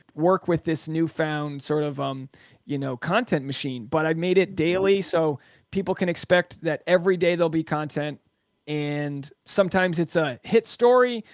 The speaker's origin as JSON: {"language": "English", "town": "Newport", "region": "Rhode Island", "country": "United States", "tie": "born or raised there", "said": "I'm from Newport, Rhode Island. My town was founded in the sixteen hundreds"}